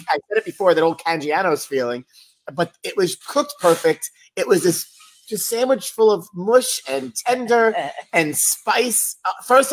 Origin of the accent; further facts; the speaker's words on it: New York City, New York, United States; Growing up in Grant City, it was a big part of our childhood.